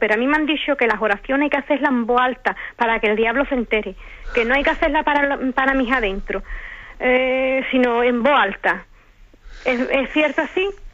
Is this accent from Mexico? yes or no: no; Basque Country, Spain; soy del País Vasco. Estoy en el País Vasco.